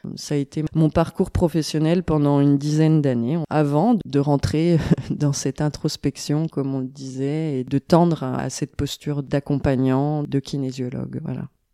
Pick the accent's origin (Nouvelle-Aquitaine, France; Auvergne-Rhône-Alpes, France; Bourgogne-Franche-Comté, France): Bourgogne-Franche-Comté, France; Besançon; J'ai grandi euh, à Besançon, en Franche-Comté